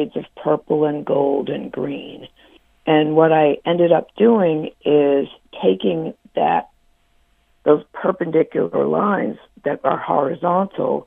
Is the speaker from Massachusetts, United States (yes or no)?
yes; Boston, Massachusetts, United States; I'm from Boston, and I got my first apartment